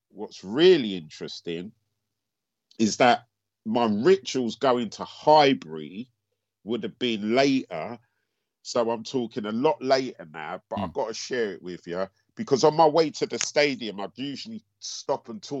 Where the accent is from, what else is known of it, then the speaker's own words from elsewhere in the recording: Antigua & Barbuda; Because we're both from Antigua.